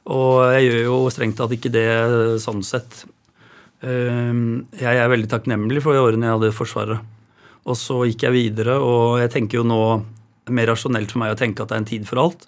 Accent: Råde, Østfold, Norway; Jeg vokste opp i Råde på landsbygda Østfold, på et boligfelt med gårder rundt.

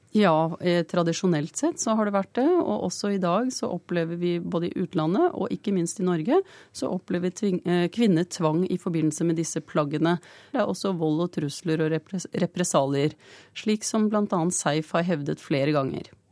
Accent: Pakistan; now in Norway; Jeg kommer fra Pakistan

